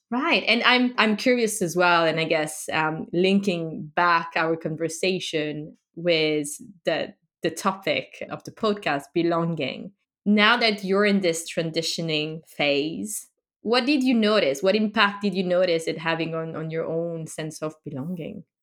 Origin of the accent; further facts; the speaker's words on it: France; I grew up in France